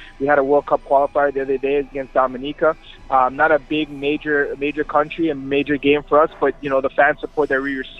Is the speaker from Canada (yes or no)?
yes; Canada; born or raised there